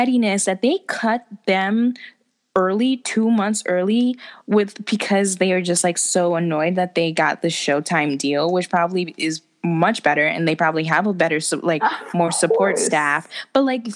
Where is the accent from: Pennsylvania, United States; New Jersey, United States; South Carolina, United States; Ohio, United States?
New Jersey, United States; Bergen County; I'm also from Bergen County area